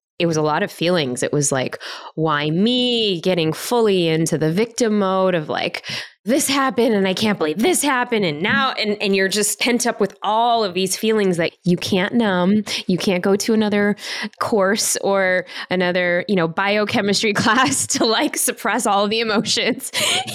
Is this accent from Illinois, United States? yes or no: yes; Chicago, Illinois, United States; I was born and raised in Chicago